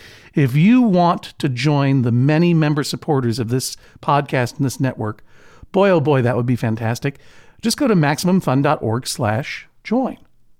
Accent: Brookline, Massachusetts, United States; Look, I grew up in Brookline, okay? I got brains like Andy Kaufman. I'm from Brookline.

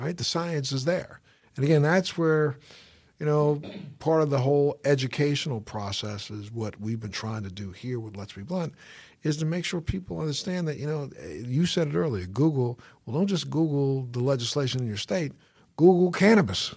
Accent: Baltimore, Maryland, United States; Baltimore, you, that's, that's my hometown

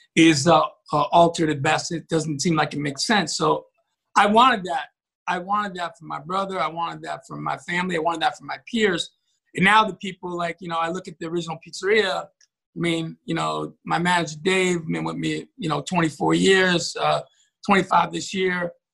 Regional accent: New York, United States; growing up in New York, you know, having this little job at a pizzeria after school

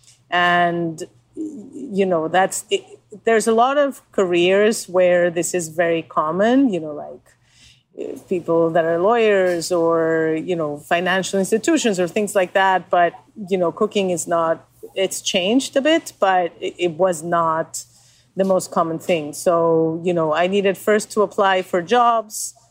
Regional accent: Mexico City, Mexico; moved away as an adult; now in New York City, United States; I was born and raised in Mexico City

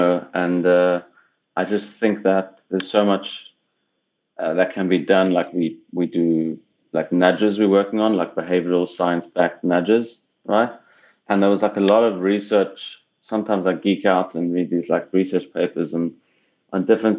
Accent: South Africa; moved away as an adult; also born or lived in Cape Town / Tel Aviv / Oklahoma; now in Los Angeles, United States; I'm from South Africa originally

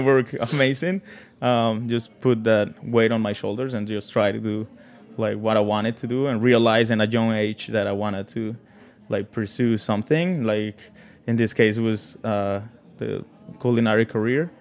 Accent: Mexico City, Mexico; English is a second language; moved away as an adult; also born or lived in South Carolina; now in New York City, United States; I grew up in Mexico City

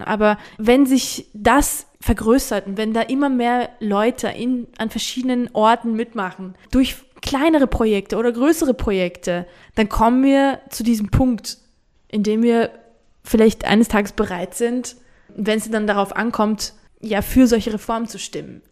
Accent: Georgia; meine Heimat

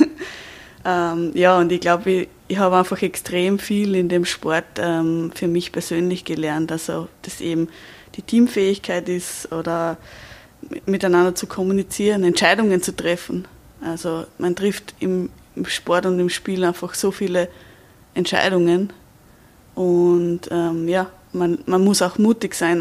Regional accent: Austria; bei uns in Österreich

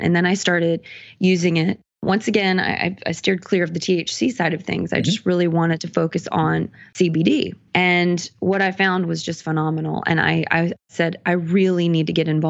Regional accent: the South, United States; moved away as an adult; now in Los Angeles, United States; I'm from the South, born and raised, you know, a little bit more conservative area

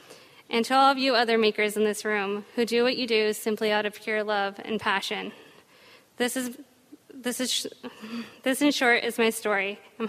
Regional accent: Denver, Colorado, United States; a way of connecting my hometown of Denver with my family traditions in Mexico.

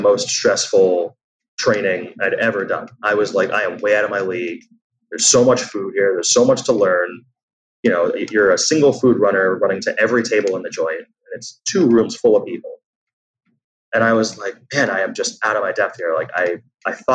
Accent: New York City, New York, United States; I'm from New York

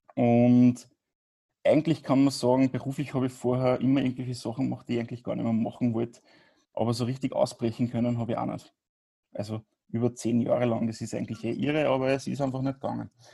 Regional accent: Grieskirchen, Upper Austria, Austria; ich komme aus, aus Oberösterreich.

